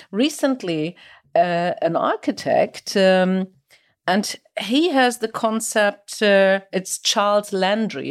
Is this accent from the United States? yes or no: no; Kiel, Schleswig-Holstein, Germany; my hometown Kiel